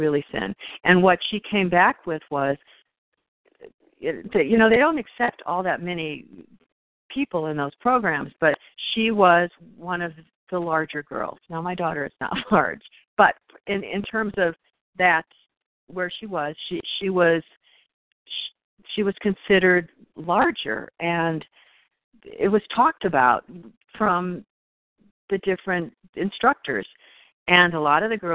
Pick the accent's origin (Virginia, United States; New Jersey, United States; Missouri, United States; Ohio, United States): Ohio, United States; I grew up in Ohio, and growing up in Ohio